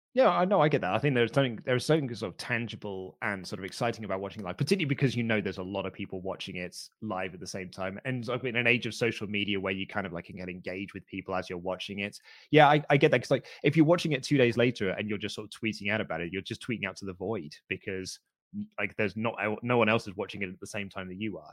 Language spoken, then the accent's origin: English; United Kingdom; as a Brit